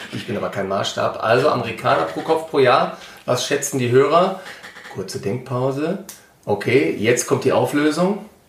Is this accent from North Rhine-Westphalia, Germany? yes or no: yes; Ruhr area, North Rhine-Westphalia, Germany; heißt es ja bei uns im Ruhrgebiet